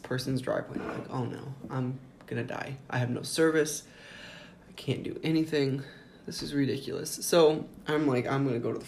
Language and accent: English; Indiana, United States; I'm from Indiana